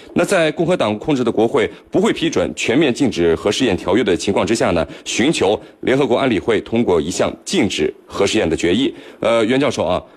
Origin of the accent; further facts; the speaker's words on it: China; 我们中国人